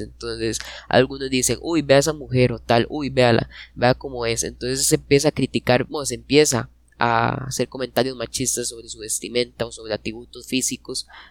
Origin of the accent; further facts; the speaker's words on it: Costa Rica; nosotros somos costarricenses